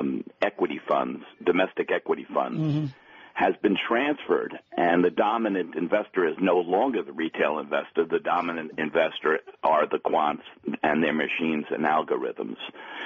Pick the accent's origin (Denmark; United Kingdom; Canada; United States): United States; Florida; I'm from Florida